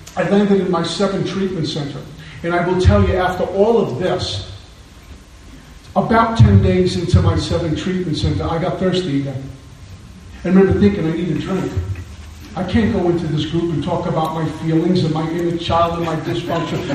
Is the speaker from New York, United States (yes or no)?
yes; New York City, New York, United States; moved away; growing up in Brooklyn, New York, where I'm from originally